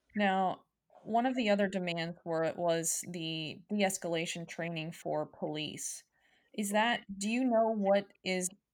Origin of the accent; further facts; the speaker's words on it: United States; as an American people